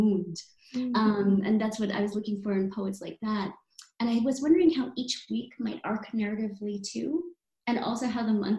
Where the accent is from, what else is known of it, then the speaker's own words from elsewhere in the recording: Philippines; now in El Paso, United States; Because I'm from the Philippines and because I live in this area called Border in El Paso Juarez